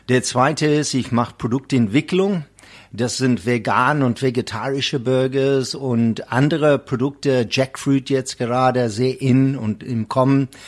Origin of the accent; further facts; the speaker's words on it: Eastern Cape, South Africa; first language Xhosa; German is a second language; … ist äh, ursprünglich von Südafrika, wo ich herstamme, aus der Transkei, da wo Nelson Mandela kommt und ich spreche der Sprache äh, Yatete Gan Amakosa. Kosa heißt der Sprache